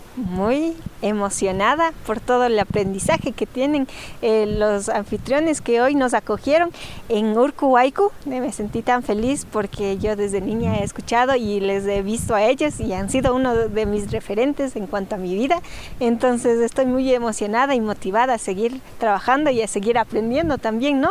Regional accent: Cañar, Ecuador; Cañar, de donde yo soy

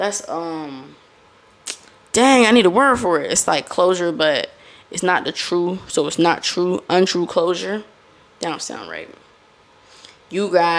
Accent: Florida, United States; accent: Florida; I am from Florida.

